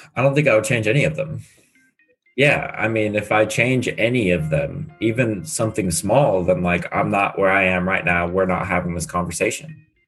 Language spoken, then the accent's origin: English; San Diego, California, United States; moved away as an adult; also born or lived in Illinois; now in Scottsdale, United States; I have never lived anywhere else but San Diego.